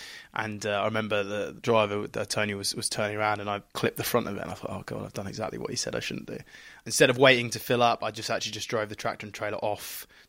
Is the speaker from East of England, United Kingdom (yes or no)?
yes; East of England, United Kingdom; I'm from Norfolk, so that might make some sense.